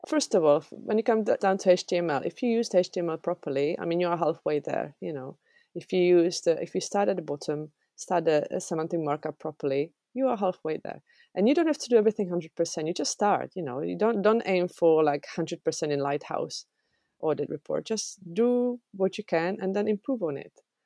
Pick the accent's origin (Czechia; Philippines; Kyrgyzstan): Czechia; English is a second language; moved away as an adult; also born or lived in England